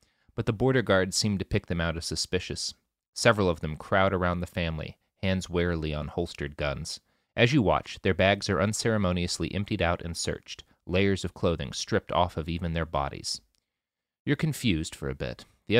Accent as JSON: {"language": "English", "region": "Texas", "country": "United States", "said": "When I first started traveling and people would find out that I came from Texas, many of them would ask if I owned guns"}